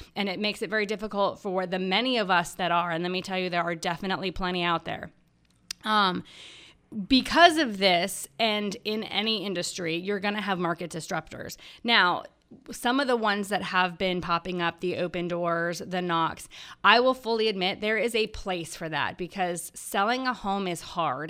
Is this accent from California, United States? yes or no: yes; Los Angeles, California, United States; moved away as an adult; now in Charlotte, United States; I was born and raised in Los Angeles